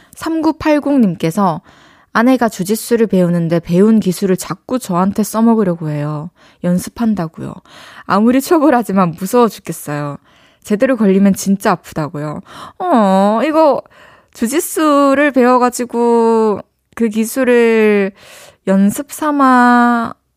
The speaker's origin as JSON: {"language": "Korean", "town": "Changwon", "region": "South Gyeongsang", "country": "South Korea", "tie": "born or raised there", "also_born_or_lived": "Daegu / Busan", "said": "대구에서 태어나가지고 마산에서 초중고를 나와서 부산에서 대학교를 나왔는데요."}